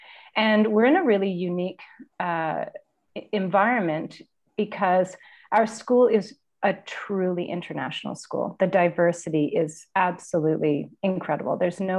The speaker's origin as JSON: {"language": "English", "region": "Ontario", "country": "Canada", "said": "my husband's from the West Coast and I'm from Ontario, and we spend our time between both locations."}